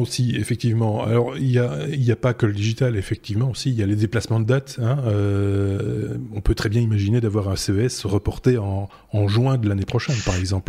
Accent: Belgium; chez nous en Belgique

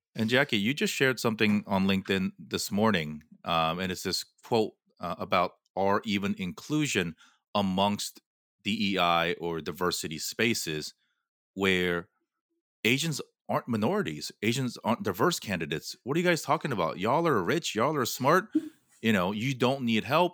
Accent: Southern California, United States; I grew up in Southern California

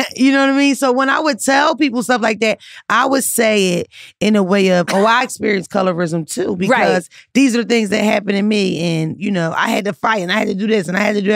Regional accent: Philadelphia, Pennsylvania, United States; I grew up in North Philly. I grew up in the hood

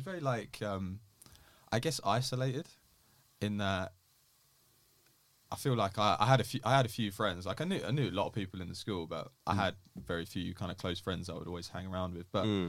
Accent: Essex, East of England, United Kingdom; It was quite good, to be fair.

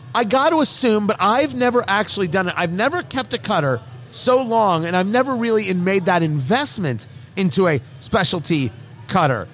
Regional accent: New England, United States; now in Indianapolis, United States; I'm from New England

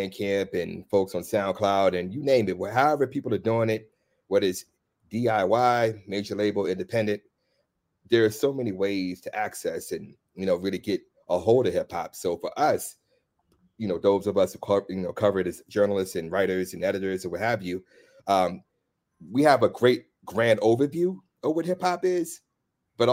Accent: Washington, District of Columbia, United States; I'm from DC

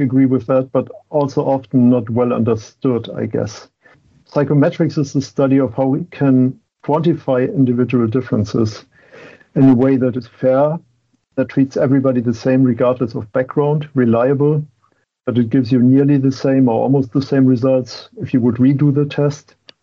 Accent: Germany; English is a second language; moved away as an adult; now in Boston, United States

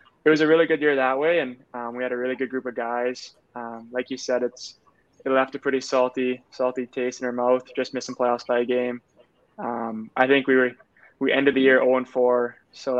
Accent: Manitoba, Canada; Growing up in Manitoba

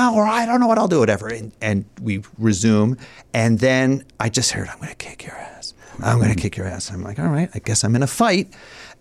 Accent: Ithaca, New York, United States; also born or lived in Philadelphia; I grew up in upstate New York, in Ithaca, New York

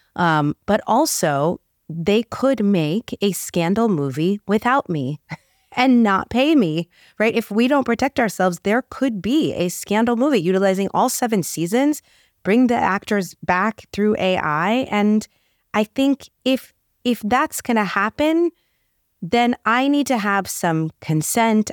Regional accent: New York City, New York, United States; now in Beverly Hills, United States; I was this little girl growing up in the Bronx who somehow wound up living in Beverly Hills

